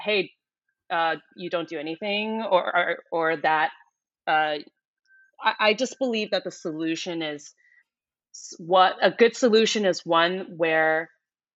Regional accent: New York City, New York, United States; moved away as an adult; I am originally from New York and I stayed there most of my life up until 2015.

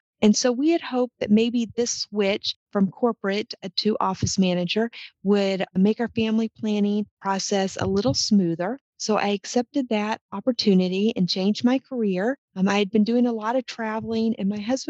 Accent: Texas, United States; moved away as an adult; also born or lived in Oklahoma / Minnesota; I grew up in Texas, accepted my first career in the petroleum industry, which took me to Oklahoma

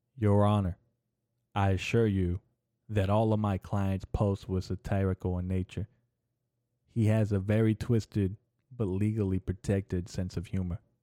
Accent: United States; As an American

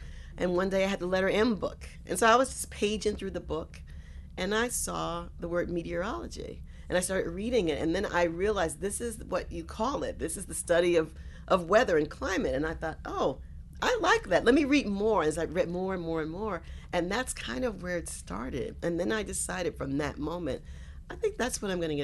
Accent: South Carolina, United States; now in New York, United States; I was born here in New York, but I grew up in South Carolina

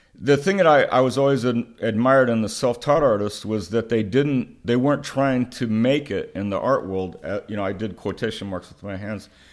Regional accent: Oklahoma, United States; growing up in Oklahoma in a rural area

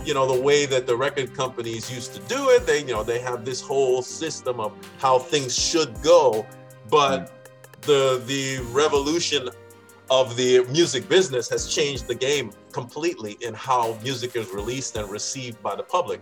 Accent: United States; growing up in Washington

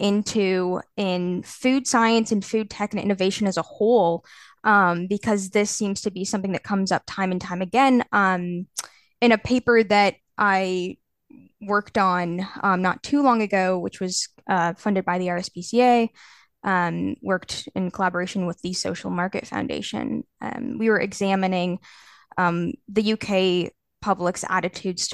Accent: Canada; now in Edinburgh, United Kingdom; I'm from Canada originally

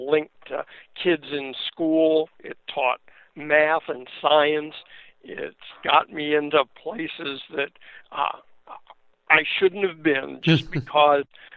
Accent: Akron, Ohio, United States; I'm a mechanic from East Akron

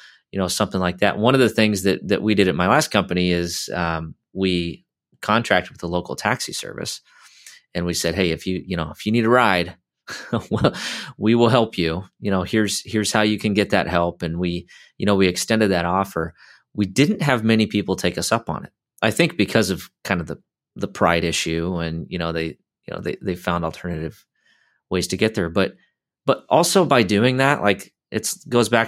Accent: Iowa, United States; where I grew up in Iowa

